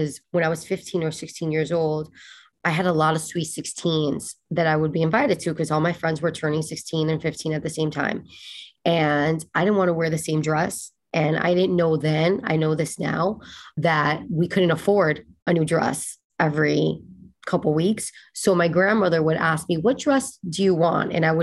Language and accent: English; West New York, New Jersey, United States; It was me, my mother, my grandmother, my aunt and my uncle. We shared an apartment in West New York, New Jersey.